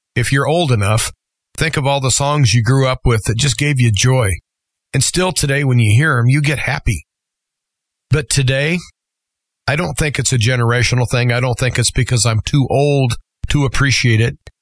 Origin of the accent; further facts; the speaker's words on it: United States; as American citizens, we've always been pretty hard to corral